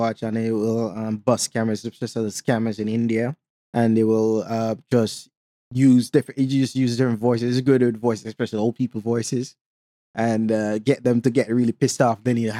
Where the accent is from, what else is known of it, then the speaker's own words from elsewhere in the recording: Jamaica; So I put on my Jamaican accent and told him, don't call about this number again. And they were surprised that another Jamaican was on there.